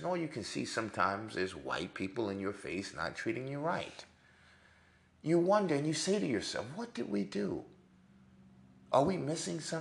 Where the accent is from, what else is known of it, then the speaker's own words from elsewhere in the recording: New York City, New York, United States; I was born in Manhattan, New York, in Mount Sinai, Beth Israel, to be exact. I was educated in the North.